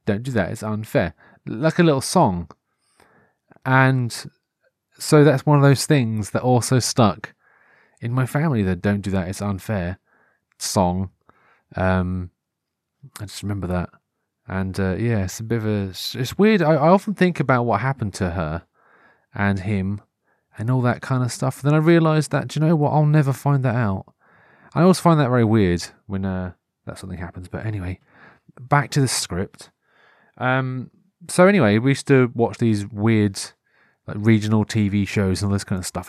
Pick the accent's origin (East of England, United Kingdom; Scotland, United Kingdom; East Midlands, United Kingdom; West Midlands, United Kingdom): East of England, United Kingdom; Norfolk; accent: Norfolk; growing up in Norfolk, though, because th, we have our own sort of regional T V shows